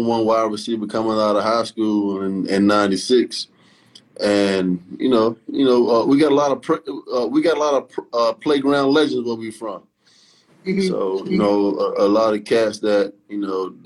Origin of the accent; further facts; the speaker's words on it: Virginia Beach, Virginia, United States; I was like 7 years old, man, just growing up in Virginia Beach, Virginia